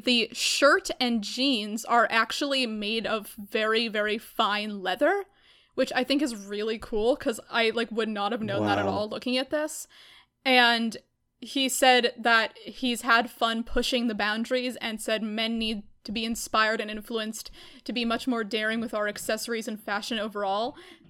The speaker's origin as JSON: {"language": "English", "region": "New York", "country": "United States", "said": "We're walking over here. We're from New York."}